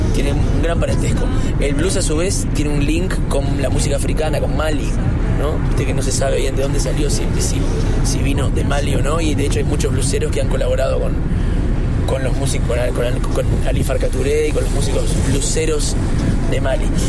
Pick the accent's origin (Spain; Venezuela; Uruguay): Uruguay; en mi país la milonga, el, candombe, la murga, son los géneros folclóricos típicos